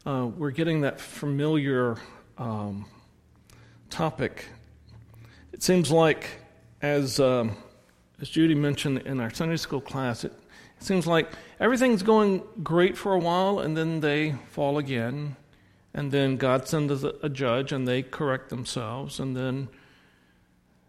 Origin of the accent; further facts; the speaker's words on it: the South, United States; accent: southern; my southern accent